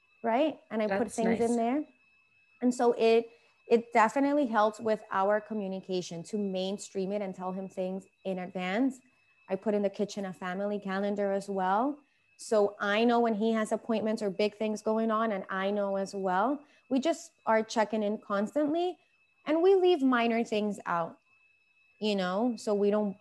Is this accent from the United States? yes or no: no; Venezuela; moved away; I'm from Venezuela. I'm Hispanic